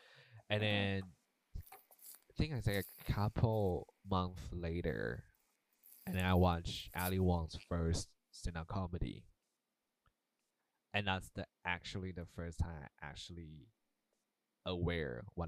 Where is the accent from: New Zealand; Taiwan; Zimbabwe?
Taiwan; moved away; when I grew up in Taiwan, right? And so we have a lot of like Chinese culture and also a lot of like traditional Asian culture